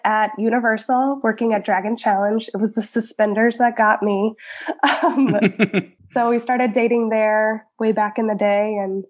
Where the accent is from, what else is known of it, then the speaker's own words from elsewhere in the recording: Georgia, United States; now in Florida, United States; Yes, we're both transplants. So he is originally from Pittsburgh, Pennsylvania, Butler area. And I am born and raised in Georgia.